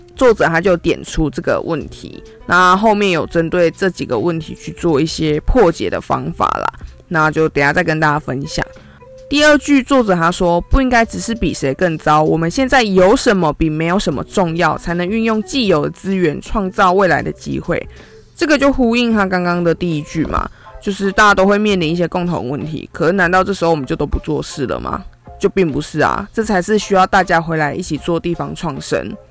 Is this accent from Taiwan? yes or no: yes; Jiji, Nantou County, Taiwan; 吉吉就不一样啦。我跟在地业者组成团队，我自己也是在地人